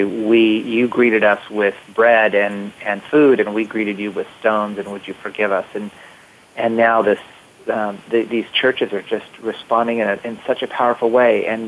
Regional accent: United States; being an American

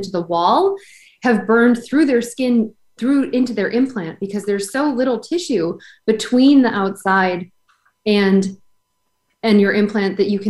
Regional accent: Buffalo, New York, United States; now in Rhode Island, United States; I grew up in Buffalo, New York, where it's like 9 months of winter and then summer.

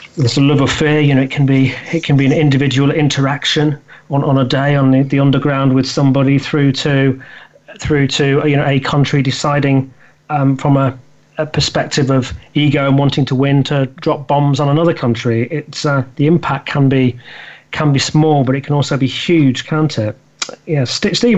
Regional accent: United Kingdom; me being a Brit and living in the UK

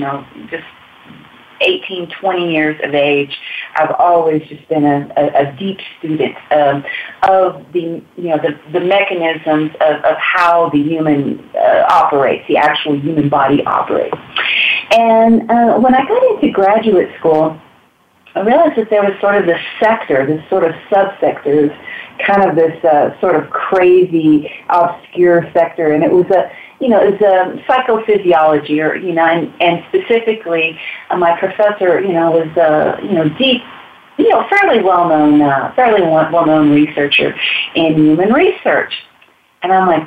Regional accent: Texas, United States; moved away as an adult; now in Ecuador; I'm from Texas

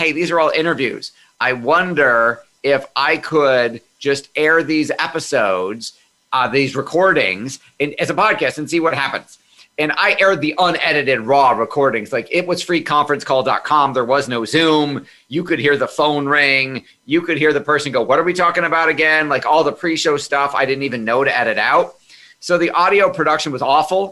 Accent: Amherst, New York, United States; also born or lived in Hornell, New York; We moved to Amherst, New York, which is a suburb of Buffalo, early on in my childhood

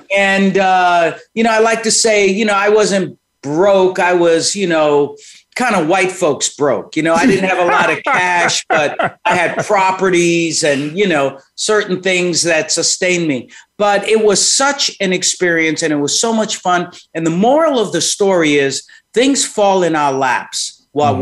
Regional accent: New York City, New York, United States; moved away as an adult; also born or lived in Manhattan / Rochester, New York / Washington, D.C.; grew up in Brooklyn, born in Manhattan, grew up in Brooklyn, uh, spent most of my life there

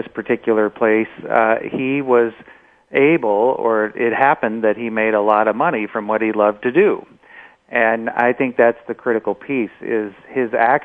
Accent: Omaha, Nebraska, United States; It was a very classic Midwestern upbringing. I joke about the fact that my great-grandfather's name was Ernest and his brother's name was Frank. So I come from Frank and Ernest in Omaha, Nebraska

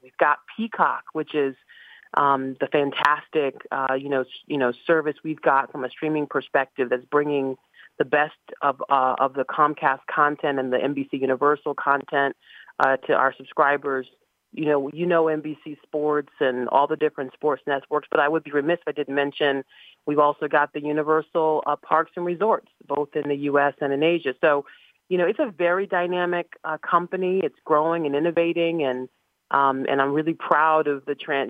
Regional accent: Boston, Massachusetts, United States; born or raised there; moved away as an adult; also born or lived in Dallas, Texas / New Jersey; now in Pittsburgh, United States

